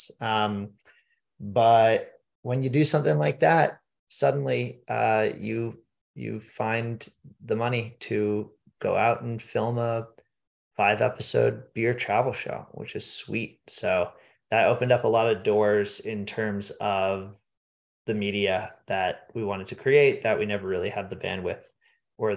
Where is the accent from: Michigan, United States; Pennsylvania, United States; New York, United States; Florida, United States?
Pennsylvania, United States; Pittsburgh; I'm from Pittsburgh. And I'd always been told growing up that Philadelphia sucked